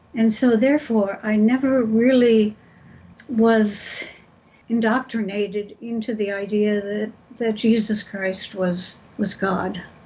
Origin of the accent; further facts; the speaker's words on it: San Gabriel Valley, Southern California, United States; I grew up in Southern California, out in the San Gabriel Valley, about 27 miles from Los Angeles